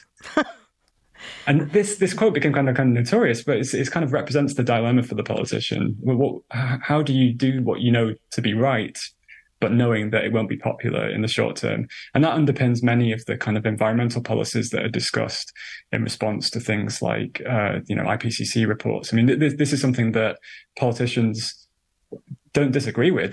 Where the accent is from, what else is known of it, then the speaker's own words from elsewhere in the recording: United Kingdom; accent: British; I'm a, a British person, you probably could tell from my accent